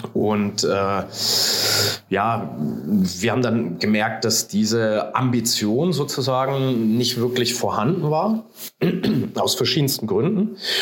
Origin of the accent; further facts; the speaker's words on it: Leipzig, Saxony, Germany; moved away as an adult; also born or lived in Hanover; now in Nuremberg, Germany; Also ich komme gebürtig aus Leipzig, äh, bin dann mit dem 18. Lebensjahr nach Hannover gezogen und dann äh, so Anfang 20 die Richtung äh, nach Nürnberg